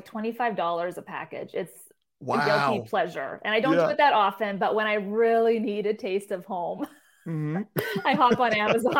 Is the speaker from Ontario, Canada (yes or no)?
no; Abbotsford, British Columbia, Canada; moved away as an adult; now in United States; I am from Abbotsford, British Columbia, which is about an hour from Vancouver.